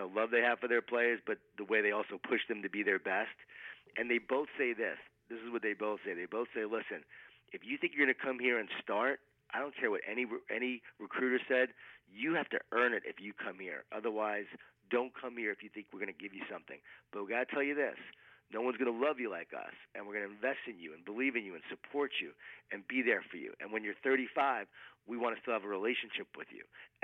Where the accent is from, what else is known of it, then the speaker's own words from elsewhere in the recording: Long Island, New York, United States; I grew up in Long Island, New York